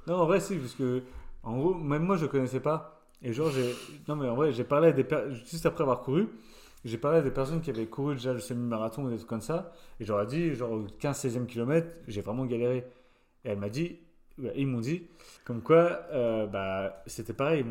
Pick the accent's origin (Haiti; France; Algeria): France; moved away as an adult; comme moi, j'avais 18 ans, je venais de France, de ma campagne